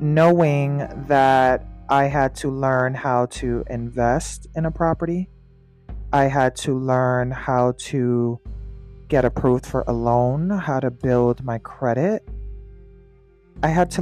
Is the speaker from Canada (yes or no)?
no; New York, United States; Being a New Yorker